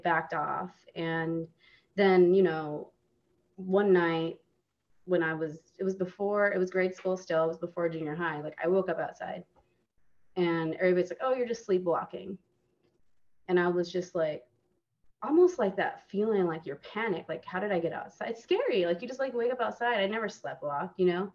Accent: Arizona, United States; I grew up in Arizona

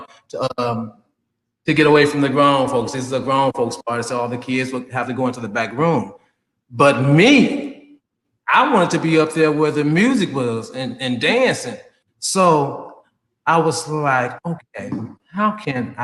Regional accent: Memphis, Tennessee, United States; now in Sarasota, United States; born and raised in Memphis, Tennessee

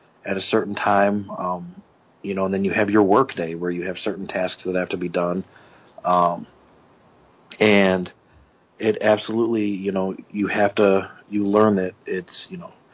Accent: Flint, Michigan, United States; also born or lived in Montrose, Michigan; I'm originally from Flint, Michigan. Went to school there

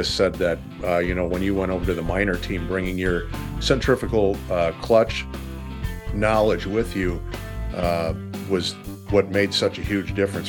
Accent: Union Grove, Wisconsin, United States; my hometown track here is Great Lakes Dragway in Union Grove, Wisconsin.

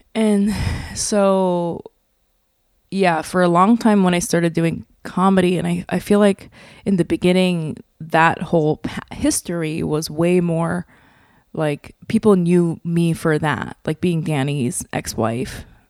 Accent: New York, United States; I'm from New York

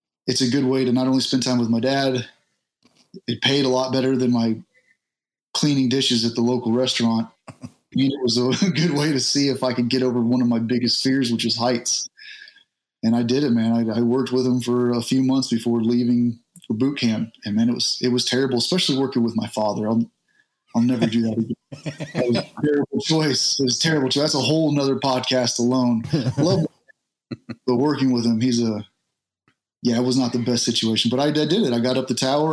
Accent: Southeast Texas, United States; moved away as an adult; Southeast Texas. I grew up in a small trailer park in Southeast Texas

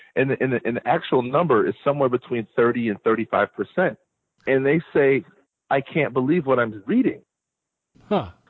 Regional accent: Hartford, Connecticut, United States; also born or lived in Bloomfield, Connecticut; I was born and raised in Hartford, Connecticut

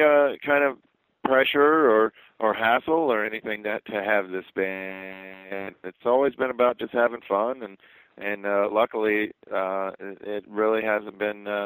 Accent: Midwest, United States; I'm from the Midwest

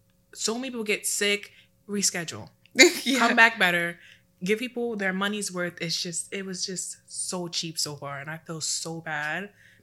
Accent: New York City, New York, United States; I'm from Brooklyn.

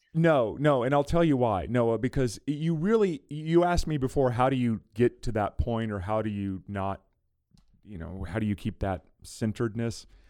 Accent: South Louisiana, United States; I grew up in South Louisiana, I grew up in the deep, deep South

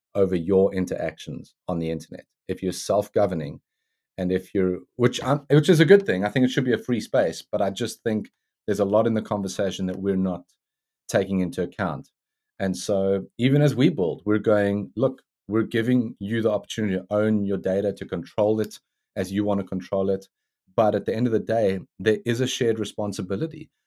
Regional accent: South Africa; now in United States; growing up in South Africa

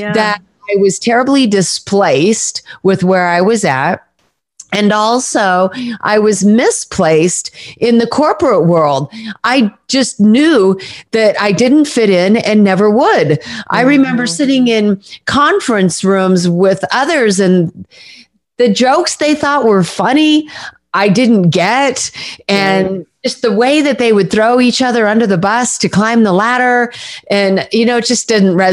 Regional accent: Southern California, United States; moved away as an adult; also born or lived in Mount Shasta, California / East Coast, United States; I was born in Northern California in Mount Shasta, but grew up in Southern California

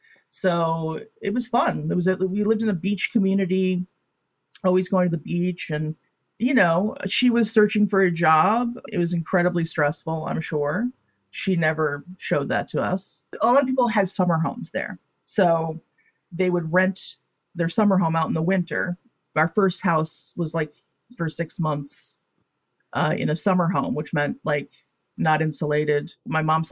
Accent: Connecticut, United States; also born or lived in San Diego, California; I grew up in Connecticut

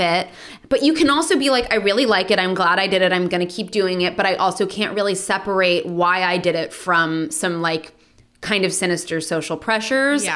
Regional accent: Los Angeles, California, United States; being born and raised in Los Angeles

